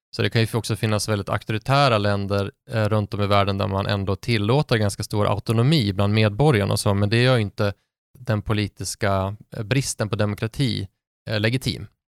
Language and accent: Swedish; Sundsvall, Västernorrland County, Sweden; Sundsvall där jag är från